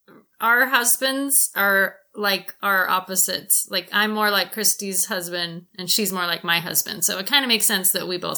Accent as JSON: {"language": "English", "town": "Salt Lake City", "region": "Utah", "country": "United States", "tie": "born or raised there", "said": "I grew up in Salt Lake in the Sugar House area."}